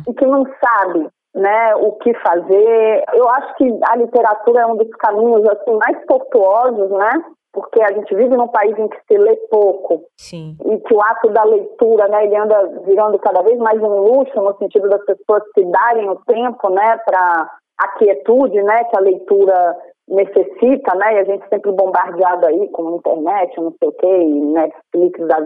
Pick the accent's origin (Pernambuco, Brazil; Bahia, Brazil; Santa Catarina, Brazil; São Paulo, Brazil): Bahia, Brazil; interior of; now in Rio de Janeiro, Brazil; Eu sou uma pessoa que, que vim do interior da Bahia, então eu morei no interior da Bahia na década de 80, 90